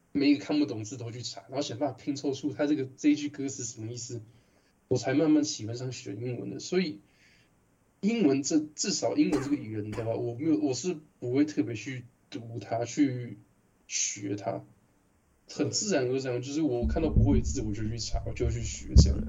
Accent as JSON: {"language": "Chinese", "country": "Taiwan", "accent": "Taiwanese", "said": "我一开始我口音根本很台式的"}